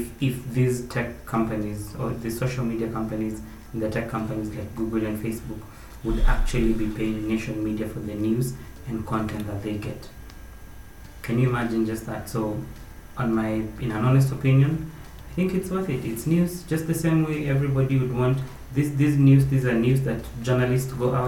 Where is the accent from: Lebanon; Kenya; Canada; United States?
Kenya; as a Kenyan